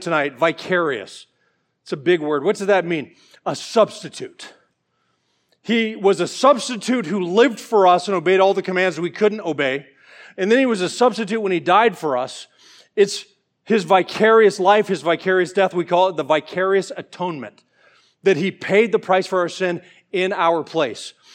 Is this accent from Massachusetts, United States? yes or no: no; Georgia, United States; I'm from Georgia